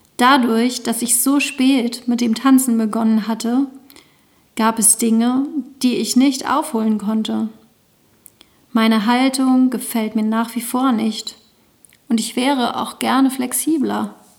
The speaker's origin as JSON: {"language": "German", "area": "the East", "region": "East Germany", "country": "Germany", "tie": "born or raised there", "moved": "yes", "lives_now": "Lüneburg, Germany", "said": "Durch meine Kindheit im Osten"}